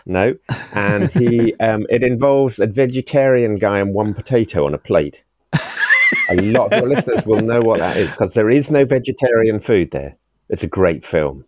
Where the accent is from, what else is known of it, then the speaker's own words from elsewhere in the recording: Swansea, Wales, United Kingdom; also born or lived in Cornwall; now in England; I was born in Wales, oh. sixty six years ago in Morriston Hospital